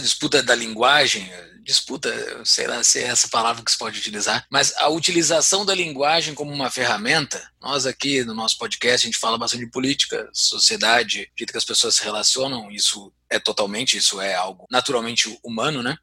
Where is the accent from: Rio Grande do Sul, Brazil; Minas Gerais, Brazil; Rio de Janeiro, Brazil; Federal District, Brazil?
Rio Grande do Sul, Brazil; moved away; Eu tô tomando meu chimarrão, diz que eu sou gaúcho, mesmo morando em Mordor